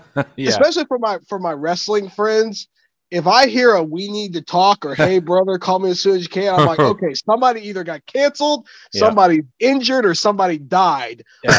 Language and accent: English; Terre Haute, Indiana, United States; I'm from the Terre Haute area. I went to high school about 40 minutes from there.